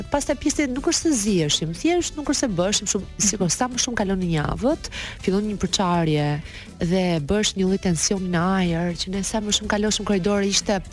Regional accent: Elbasan, Elbasan County, Albania; born or raised there; moved away as an adult; now in Tirana, Albania

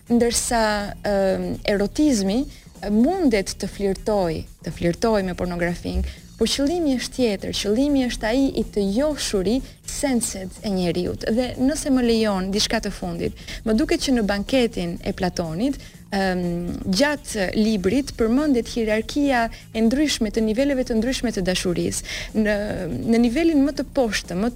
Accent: Albania; unë e di vetë si shqiptare që jam

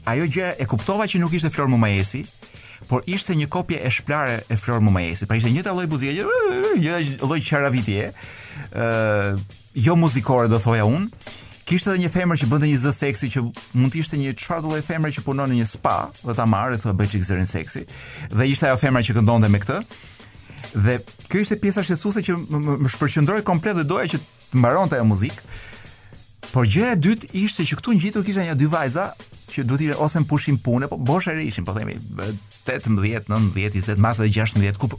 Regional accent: Albania; jam nga Shqipëria

